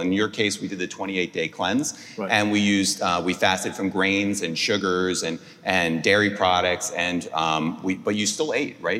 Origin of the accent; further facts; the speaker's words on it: New Jersey, United States; moved away as an adult; also born or lived in Atlanta; now in Houston, United States; I grew up in New Jersey